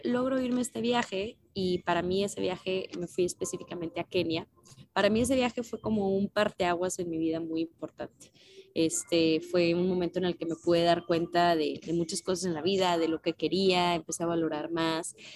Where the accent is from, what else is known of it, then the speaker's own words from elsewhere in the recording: Nuevo León, Mexico; yo soy de Nuevo León